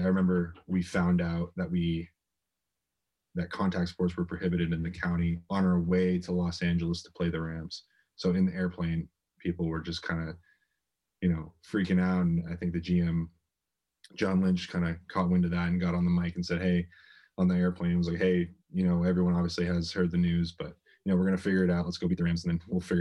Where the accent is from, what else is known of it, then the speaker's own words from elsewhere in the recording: Windsor, Ontario, Canada; moved away as an adult; also born or lived in San Francisco, United States; from Arizona came straight to Windsor, Ontario. So I've been back home, in my hometown for about, I think it's like 4 weeks now